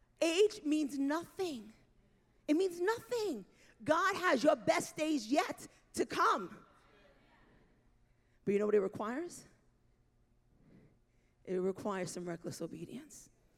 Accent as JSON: {"language": "English", "region": "New York", "country": "United States", "said": "I am a New Yorker through and through."}